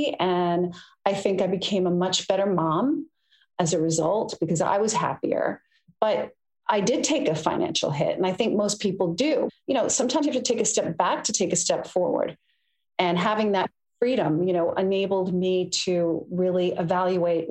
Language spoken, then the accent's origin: English; United States; I'm American